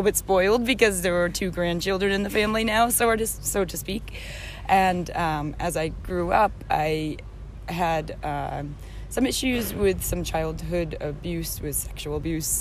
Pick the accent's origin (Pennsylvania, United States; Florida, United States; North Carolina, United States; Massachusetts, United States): Massachusetts, United States; Boston; moved away as an adult; now in Europe; I am originally from Boston, Massachusetts.